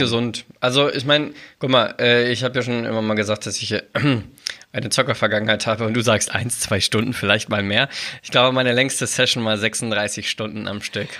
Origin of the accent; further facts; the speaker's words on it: Braunschweig, Lower Saxony, Germany; bei uns in Braunschweig